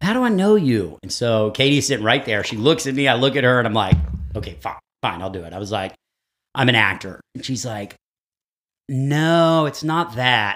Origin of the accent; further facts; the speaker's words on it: Texas, United States; moved away; I grew up in Texas